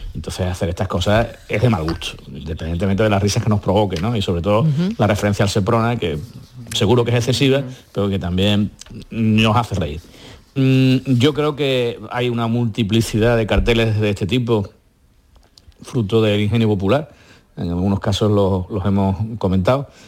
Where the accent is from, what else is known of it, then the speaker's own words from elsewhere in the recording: Andalusia, Spain; nuestras cálidas tierras de Andalucía